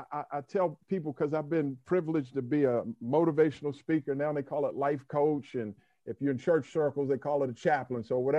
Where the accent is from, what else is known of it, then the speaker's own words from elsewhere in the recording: Washington, District of Columbia, United States; moved away as an adult; also born or lived in Los Angeles; So I'm from Washington, D.C. There's four of us. I went to DeMatha.